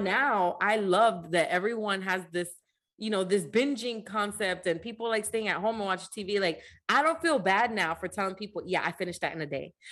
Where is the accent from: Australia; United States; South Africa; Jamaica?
United States; New Jersey; growing up in New Jersey